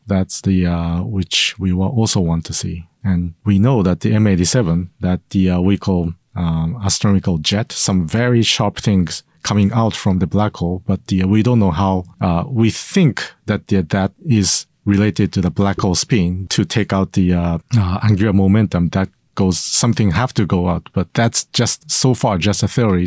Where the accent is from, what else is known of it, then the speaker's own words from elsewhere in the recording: Sendai, Miyagi, Japan; I grew up in Sendai.